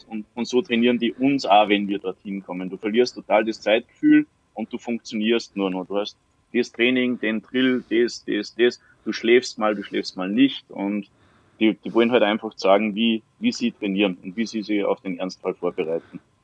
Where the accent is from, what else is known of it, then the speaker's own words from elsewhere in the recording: Salzburg, Austria; Ich bin aus Salzburg.